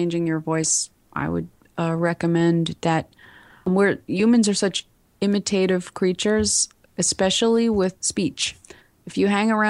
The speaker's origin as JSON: {"language": "English", "region": "New York", "country": "United States", "tie": "born or raised there", "accent": "heavy New York", "moved": "yes", "said": "I grew up in New York and I had a heavy New York accent. It still comes out sometimes"}